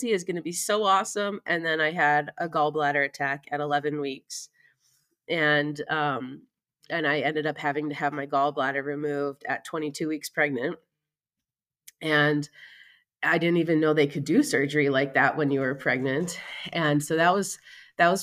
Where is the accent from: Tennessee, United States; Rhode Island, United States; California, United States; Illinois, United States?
Illinois, United States; moved away as an adult; now in Utah, United States; I live in Utah now, but I'm actually from Illinois.